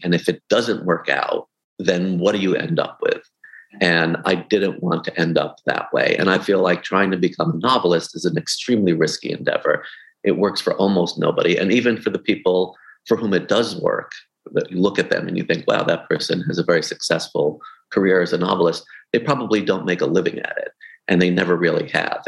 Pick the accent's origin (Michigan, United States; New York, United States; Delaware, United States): New York, United States; New York City; I grew up in in Brooklyn